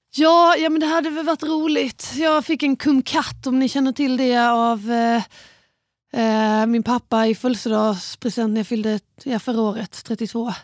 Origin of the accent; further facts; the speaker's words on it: Båstad, Skåne, Sweden; jag växte upp på Bjärehalvön i Båstad.